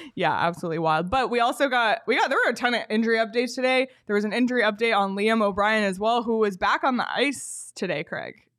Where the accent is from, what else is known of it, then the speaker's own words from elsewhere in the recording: Toronto, Ontario, Canada; moved away; my hometown Toronto